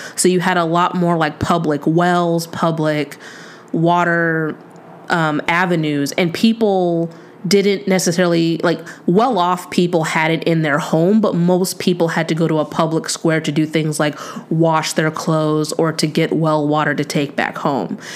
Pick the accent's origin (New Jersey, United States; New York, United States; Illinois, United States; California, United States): California, United States; San Diego; I'm from San Diego